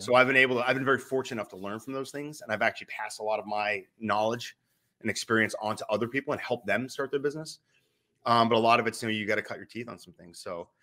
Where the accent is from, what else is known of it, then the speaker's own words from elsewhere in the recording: New Hampshire, United States; I'm from New Hampshire